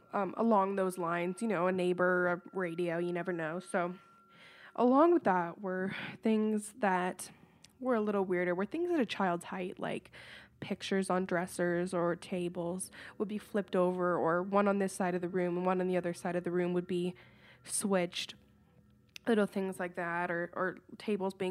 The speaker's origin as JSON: {"language": "English", "town": "Woodstock", "region": "Ontario", "country": "Canada", "tie": "born or raised there", "said": "I am from Woodstock, Ontario, Canada"}